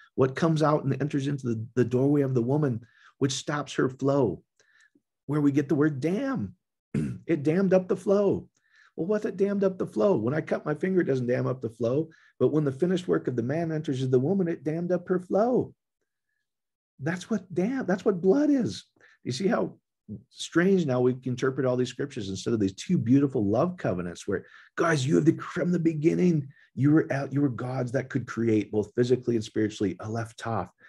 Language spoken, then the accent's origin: English; Iowa, United States; now in Colorado, United States; we used to say growing up in Iowa